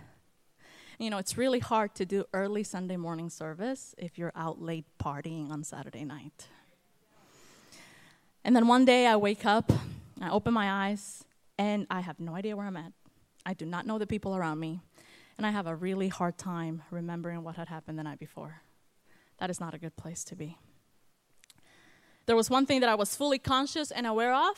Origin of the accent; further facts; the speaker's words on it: Guatemala; moved away as an adult; also born or lived in California; now in North Carolina, United States; I was born in California, but raised in Guatemala